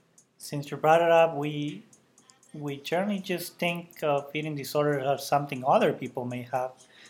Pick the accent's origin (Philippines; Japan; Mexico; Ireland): Mexico; Ciudad Juárez, Chihuahua; now in Lubbock, United States; I'm a cardiologist in training here in the beautiful Lubbock, Texas. I was born in the border town of Juarez